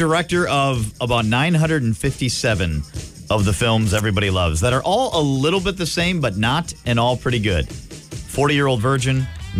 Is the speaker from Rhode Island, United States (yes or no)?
no; Milwaukee, Wisconsin, United States; He would always bring us tickets growing up in Milwaukee.